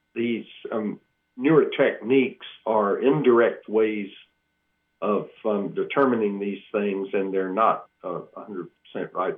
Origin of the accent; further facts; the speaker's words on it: Georgia, United States; moved away as an adult; also born or lived in Iowa / Manhattan, Kansas; I grew up in Georgia